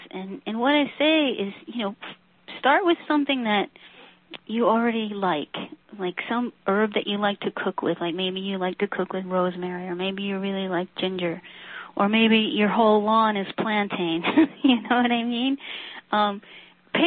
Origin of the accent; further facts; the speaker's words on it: New Jersey, United States; we grew up in New Jersey